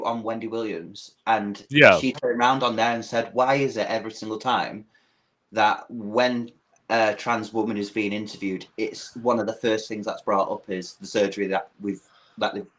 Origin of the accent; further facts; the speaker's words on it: United Kingdom; accent: British; as a Brit